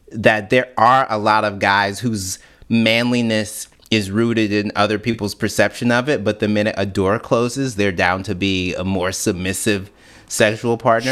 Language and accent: English; Canton, Mississippi, United States; moved away; also born or lived in Jackson, Mississippi; I was born and raised in Canton, which is nineteen minutes north of Jackson, but I went to school. Everything I did happened in Jackson.